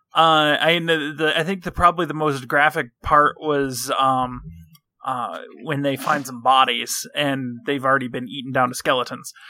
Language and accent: English; Michigan, United States; I'm from Michigan.